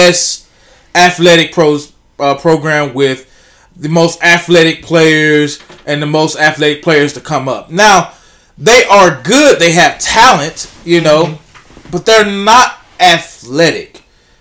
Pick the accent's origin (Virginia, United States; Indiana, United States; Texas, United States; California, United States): Texas, United States; Pittsburg; growing up in Pittsburgh